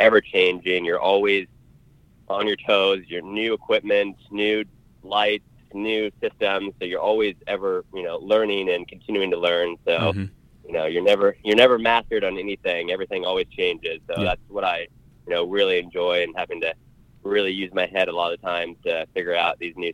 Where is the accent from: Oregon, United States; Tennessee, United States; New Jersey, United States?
Oregon, United States; Born and raised in Oregon. Mm-hmm. Never lived outside of Oregon, so love it here.